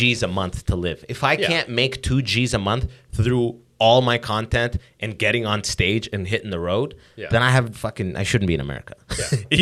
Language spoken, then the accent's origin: English; Canada; also born or lived in United States; as a Canadian.